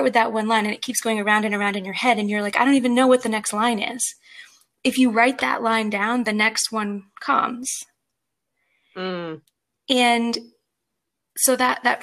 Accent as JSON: {"language": "English", "country": "United States", "said": "I'm American."}